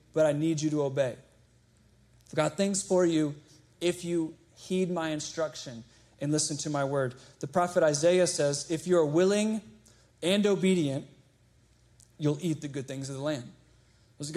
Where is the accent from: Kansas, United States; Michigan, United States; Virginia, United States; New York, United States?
Virginia, United States; Chesterfield; I grew up in Chesterfield.